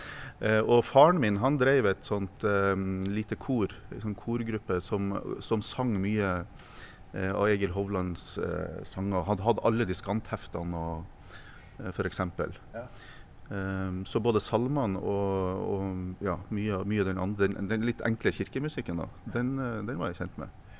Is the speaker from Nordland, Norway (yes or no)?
yes; Meløy, Nordland, Norway; i Meløy kommune i Nordland, på ei lita bygd